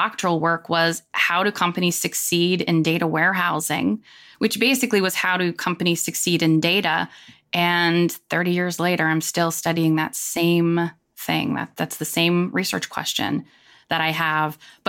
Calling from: Charlotte, North Carolina, United States; Charlotte, North Carolina, and it is hot, hot.

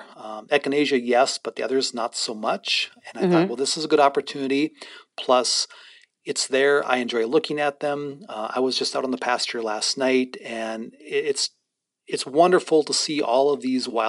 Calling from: Standing Rock, North Dakota, United States; And so I'm currently speaking from Standing Rock, roughly about an hour 55 minutes away.

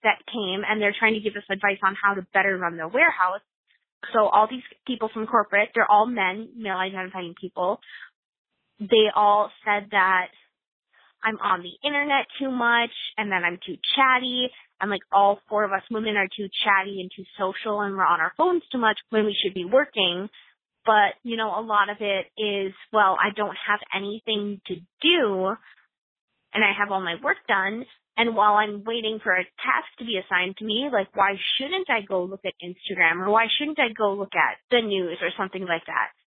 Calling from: Minneapolis, Minnesota, United States; I'm calling from the Twin Cities area

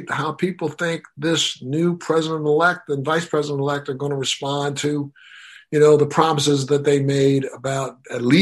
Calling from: Miami, Florida, United States

